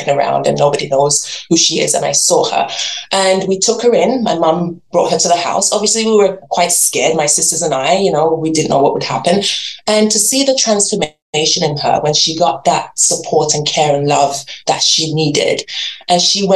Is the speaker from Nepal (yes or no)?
no; England, United Kingdom; moved away as an adult; also born or lived in Nigeria; now in Canada; So I was born in Nigeria, I grew up in England, and now live in Canada, and I've been here for 20 years